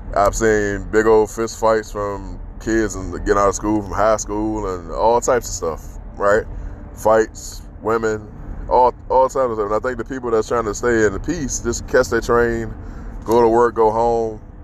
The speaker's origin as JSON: {"language": "English", "town": "Washington", "region": "District of Columbia", "country": "United States", "tie": "born or raised there", "said": "growing up in Southeast DC"}